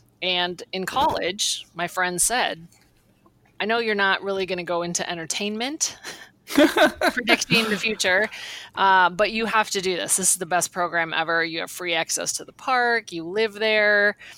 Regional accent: Marshall, Michigan, United States; I grew up in Marshall, Michigan.

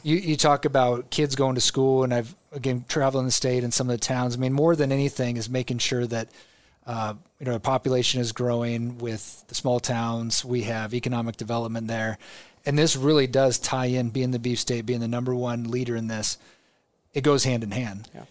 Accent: Omaha, Nebraska, United States; I grew up in Omaha

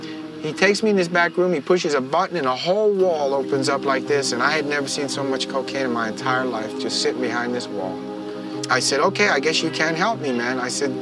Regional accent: New York, United States; here I was a kid from New York

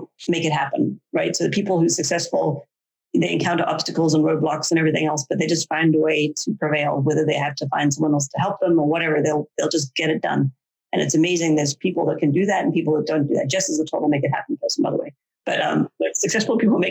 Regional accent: South Africa; moved away; I grew up in South Africa where people are a bit more crazy in general

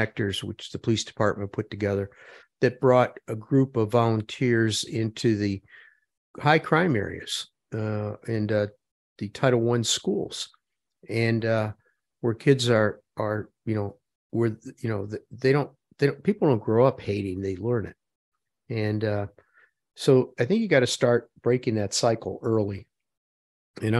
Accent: Parma, Ohio, United States; where I grew up in Parma, there was ethnic hate

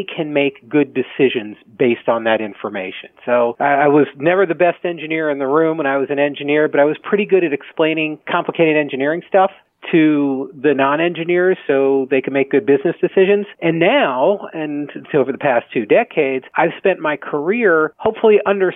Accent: United States; now in Baltimore, United States; I grew up outside of the Washington, D.C. area, and I now live near Baltimore with my wife and three kids.

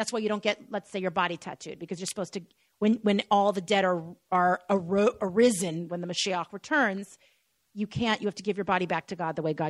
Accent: Los Angeles, California, United States; also born or lived in Tel Aviv, Israel; Born and raised in Los Angeles.

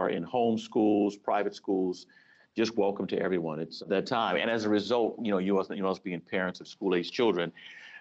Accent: Los Angeles, California, United States; also born or lived in Washington, District of Columbia, United States / Northern Virginia; now in Virginia, United States; I grew up in Los Angeles

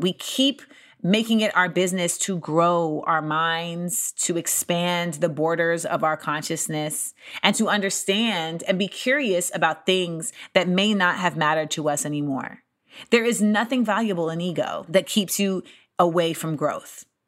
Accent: United States; my life as an American in this country

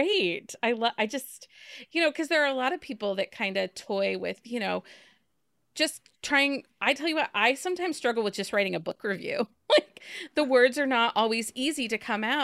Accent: Ohio, United States; accent: Midwestern Ohio; I do the very Midwestern Ohio

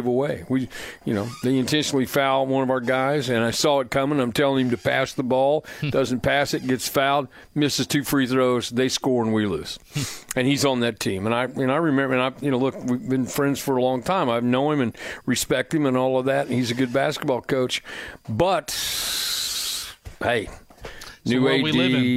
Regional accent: Plainfield, Indiana, United States; now in Franklin, United States; I'm fortunate to live in Franklin, and I grew up in Plainfield

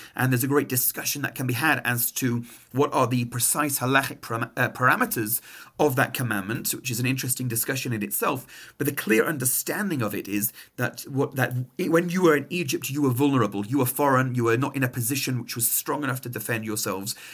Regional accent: England, United Kingdom; now in Montreal, Canada; my accent is not Canadian, uh, I'm from England

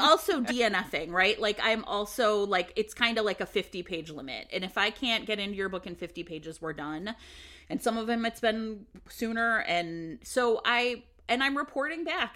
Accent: United States; I grew up in America.

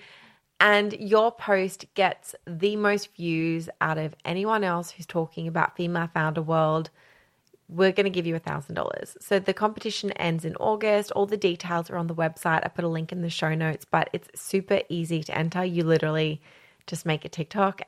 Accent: Australia; I'm Australian

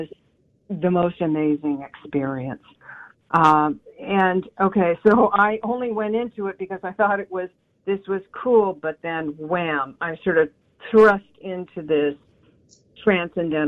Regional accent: San Diego, California, United States; I grew up in Southern California in the 70s.

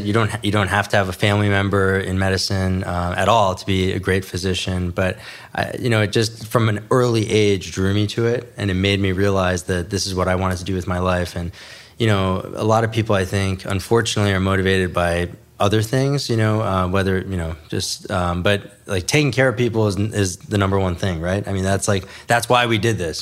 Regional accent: New York City, New York, United States; also born or lived in New Jersey / Midwest; now in Los Angeles, United States; I was born in New York City, raised, uh, in New York City, and then, you know, moved out to New Jersey.

